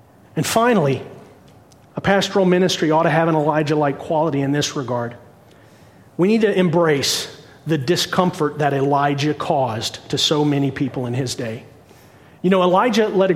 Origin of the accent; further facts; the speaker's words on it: Cincinnati, Ohio, United States; I was born in Cincinnati, but my mom and dad were born and raised in the bramble and the briar of the bluegrass state down in Kentucky